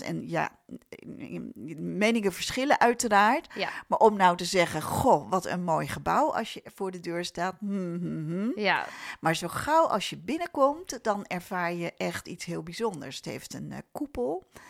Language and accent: Dutch; Amersfoort, Utrecht, Netherlands; ik ben zelf geboren en getogen in Amersfoort